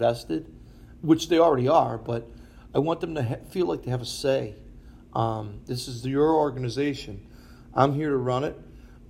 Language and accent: English; Buffalo, New York, United States; moved away; also born or lived in Philadelphia; I grew up in Buffalo